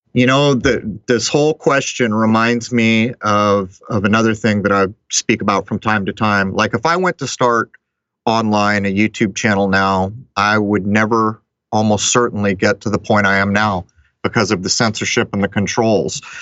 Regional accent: San Diego, California, United States; I grew up in San Diego

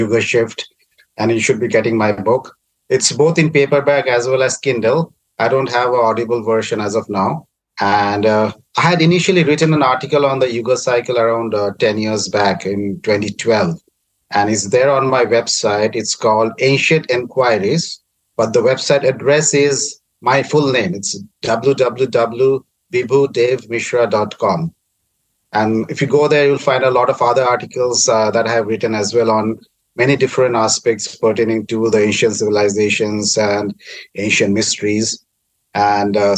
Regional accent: India; I'm from India

